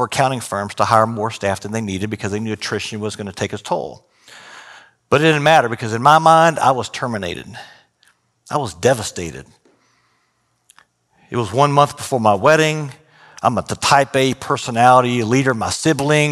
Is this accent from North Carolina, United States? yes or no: no; Austin, Texas, United States; also born or lived in San Marcos, Texas / Houston, Texas; I was growing up in Austin at the time, drove down to San Marcos